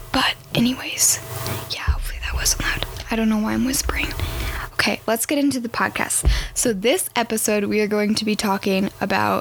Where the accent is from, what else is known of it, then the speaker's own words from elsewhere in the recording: Arizona, United States; now in Colorado, United States; I grew up in Arizona, so I'm very excited to be moving back